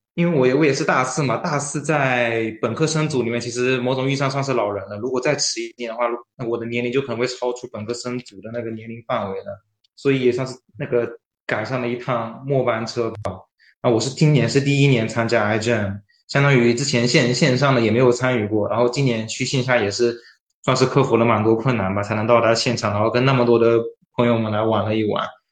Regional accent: Fujian, China; now in Shanghai, China; 我是福建人，在复旦读的是，呃，生命科学专业，在生命科学学院里面

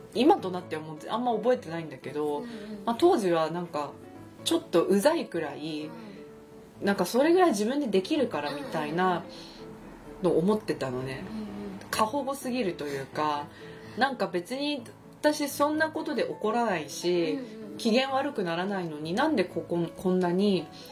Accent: Japan; 私は日本で育った

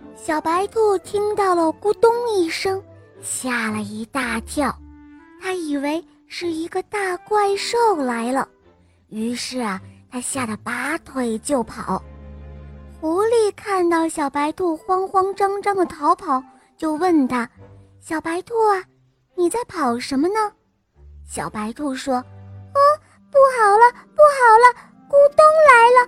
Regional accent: Wuhu, Anhui, China; 我今年五岁了，我来自芜湖

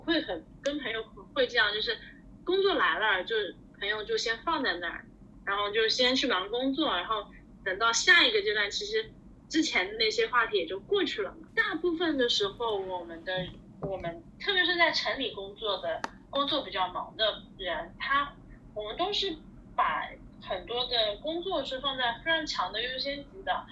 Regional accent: Zhejiang, China; moved away; 我是浙江人啊

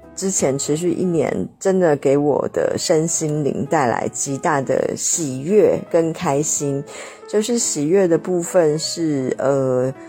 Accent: southern China, China; also born or lived in Shenzhen; 我是南方人，就是一直对于面试的接触非常非常地少

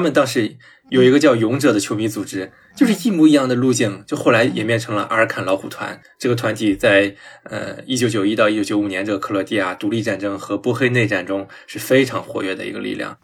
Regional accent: China; 我觉得，作为一个嗯。中国人

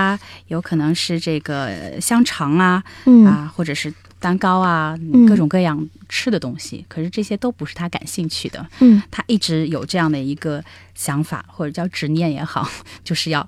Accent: China; 是是，我我我想象中的我们中国人或者东方人会腼腆一

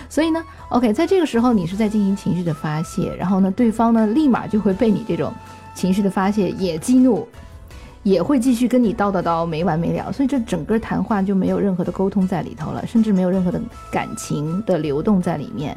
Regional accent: China; 因为我们中国人说，就是说，一年无论做什么，春节都要回家过年

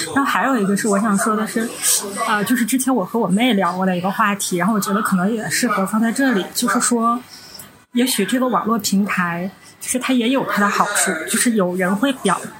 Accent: Northeast China, China; 我们是三个来自东北的ladies

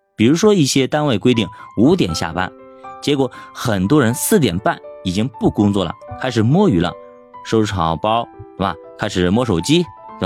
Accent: China; 这让我们中国人理解不了啊

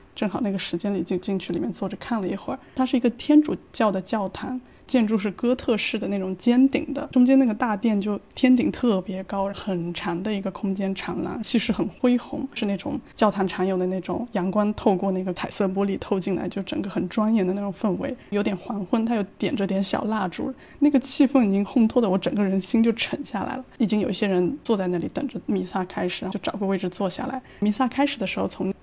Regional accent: Yunnan, China; moved away as an adult; now in Tokyo, Japan; 我是来自云南哈尼族，住在东京，在日本七年的姚酱

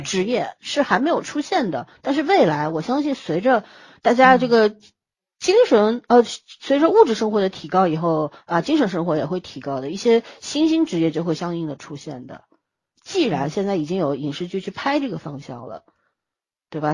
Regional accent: China; 我们中国人

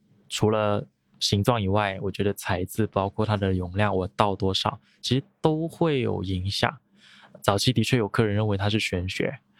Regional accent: Guangdong, China; 那我会认为，可能因为我是潮汕人，然后我家里爸爸妈妈会喝茶

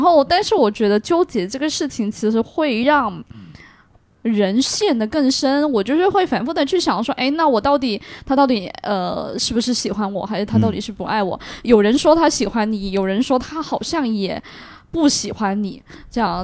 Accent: Shandong, China; 我们山东人

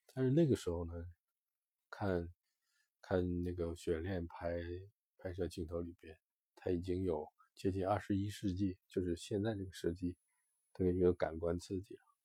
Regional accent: northern China, China; 我是北方人，我其实很少在成长过程中很少吃辣

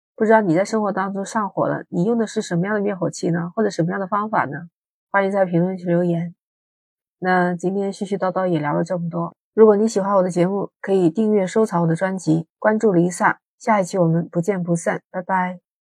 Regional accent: Guangdong, China; 在广东，啊，你们都知道这个地方天气有热，你看二十多度，我们这儿还在开空调

